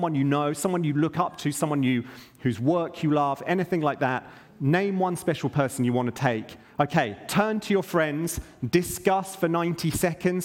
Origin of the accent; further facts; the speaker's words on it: United Kingdom; I'm British